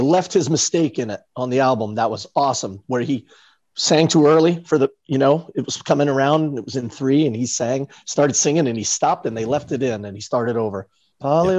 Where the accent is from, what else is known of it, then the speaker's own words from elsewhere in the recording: New York City, New York, United States; grew up near Broadway